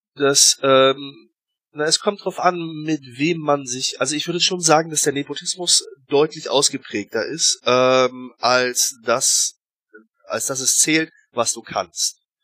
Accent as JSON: {"language": "German", "country": "Germany", "moved": "as an adult", "lives_now": "Russia", "said": "als, äh, Deutscher"}